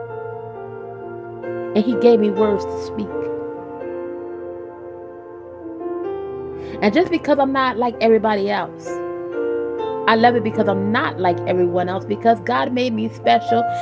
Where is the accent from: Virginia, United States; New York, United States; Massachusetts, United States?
Virginia, United States; moved away; When I opened my Bible back in Virginia, and I began to know the Lord, and I was getting mistreated in my home